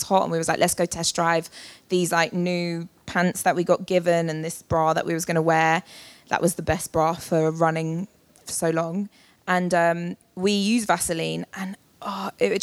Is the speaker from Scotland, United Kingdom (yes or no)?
no; London, United Kingdom; as a Londoner